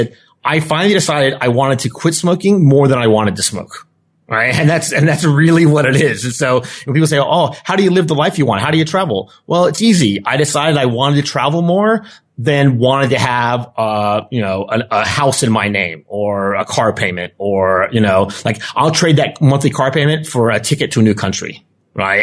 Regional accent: United States; accent: thick American; also born or lived in Spain / Australia; this thick American accent I have, but I'm actually Australian.

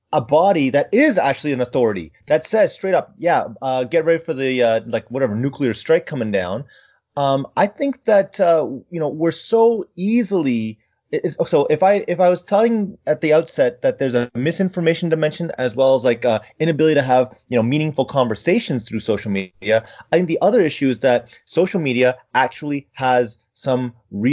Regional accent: Canada; I'm too Canadian

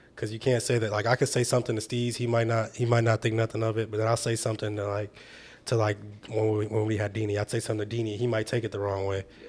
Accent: Michigan, United States; I was from Michigan

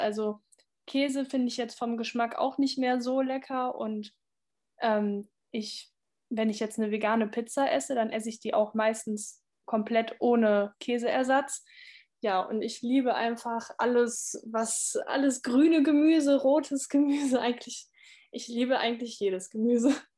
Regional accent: Essen, North Rhine-Westphalia, Germany; ich komme aus NRW, aus Essen

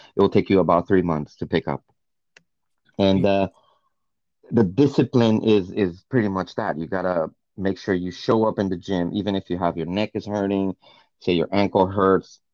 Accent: Northeast Region, Brazil; moved away as an adult; also born or lived in United States; now in United Kingdom; my hometown in Brazil, in the northeast of Brazil

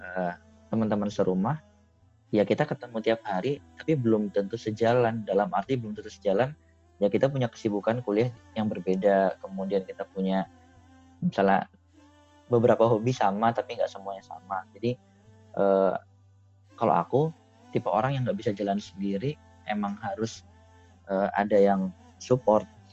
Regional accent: Indonesia; moved away as an adult

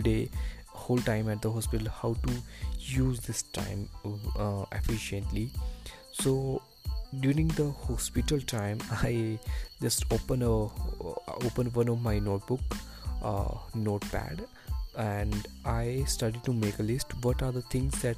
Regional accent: India; as a Indian parent

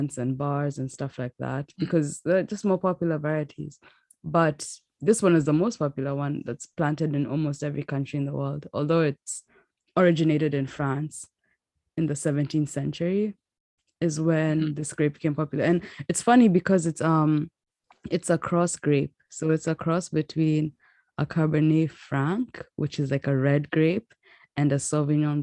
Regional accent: Kenya; accent: Kenyan; now in United States; we're from Kenya, because in the climate we grew up

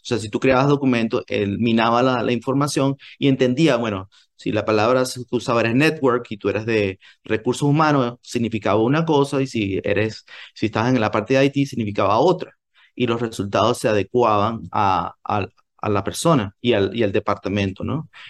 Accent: Venezuela; moved away as an adult; also born or lived in United States / Japan / New York; now in Silicon Valley, United States; yo quería volver a Venezuela

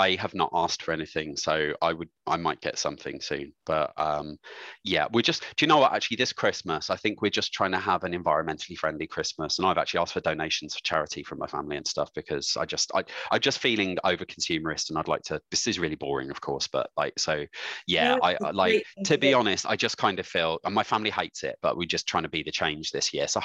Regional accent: Bromsgrove, West Midlands, United Kingdom; I'm from Bromsgrove

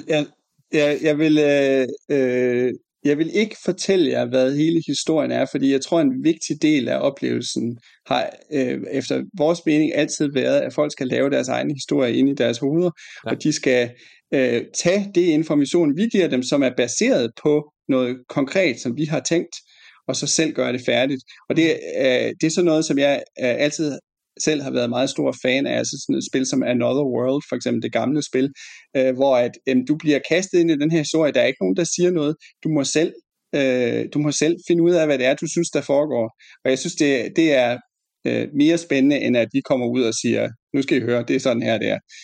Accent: Fjerslev, North Denmark Region, Denmark; jeg kommer fra øh, Fjerslev i Nordjylland

